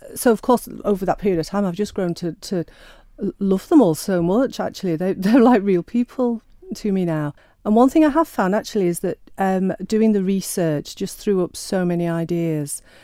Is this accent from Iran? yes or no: no; Sheffield, Yorkshire and the Humber, United Kingdom; I'm Sheffield born and bred